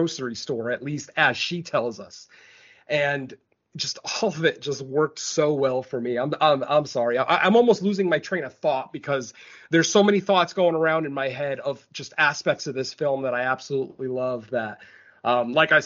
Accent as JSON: {"language": "English", "country": "Spain", "tie": "born or raised there", "moved": "yes", "lives_now": "United States", "said": "my home country, the country that I was born in."}